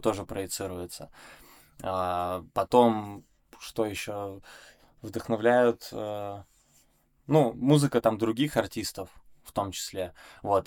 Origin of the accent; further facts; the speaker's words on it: Perm, Perm Krai, Russia; moved away; also born or lived in Saint Petersburg; я из Перми